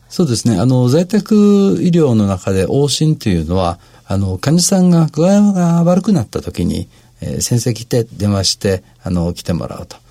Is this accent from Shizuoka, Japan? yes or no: yes; Shizuoka, Japan; moved away as an adult; now in Tokyo, Japan; 小中高と、あの、静岡で過ごしておりまして